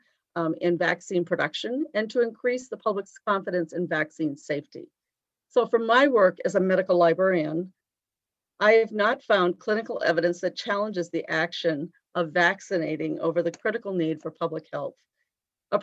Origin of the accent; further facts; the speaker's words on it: East Coast, United States; now in Sioux Falls, United States; I'm originally from the East Coast